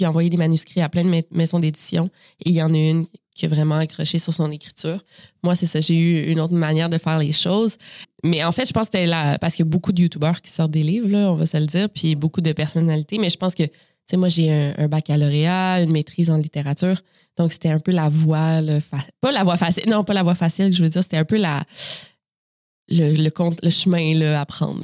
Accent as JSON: {"language": "French", "town": "Quebec City", "region": "Quebec", "country": "Canada", "tie": "born or raised there", "said": "je suis née à Québec, euh, donc dans la ville de Québec en 1992 et c'est là euh, que j'ai grandi également"}